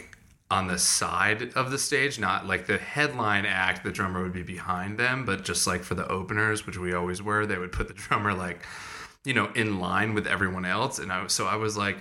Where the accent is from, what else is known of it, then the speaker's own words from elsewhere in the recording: Madison, Connecticut, United States; moved away; From near New Haven, a town called Madison